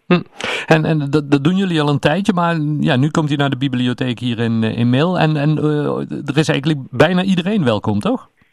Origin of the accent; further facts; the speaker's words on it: Netherlands; wij Hollanders